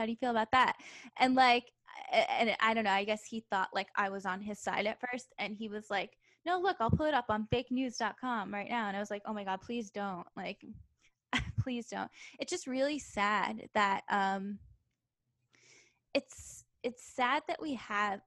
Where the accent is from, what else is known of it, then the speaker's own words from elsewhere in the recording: New Jersey, United States; moved away; the town I grew up in New Jersey was actually very conservative.